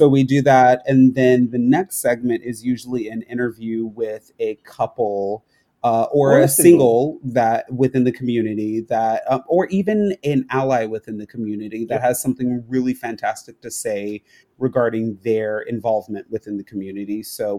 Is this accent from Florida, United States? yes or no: yes; Florida, United States; It was very jarring for us because, you know, we came from Florida